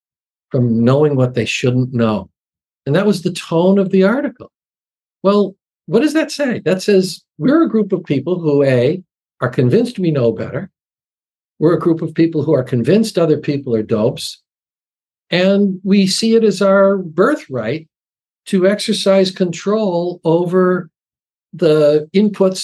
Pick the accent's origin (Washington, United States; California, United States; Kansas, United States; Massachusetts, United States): Massachusetts, United States; I speak from my hometown in Massachusetts